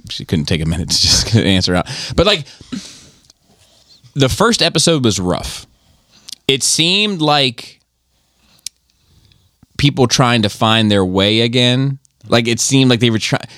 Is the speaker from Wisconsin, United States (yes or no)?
no; Gaithersburg, Maryland, United States; I was raised in Gaithersburg.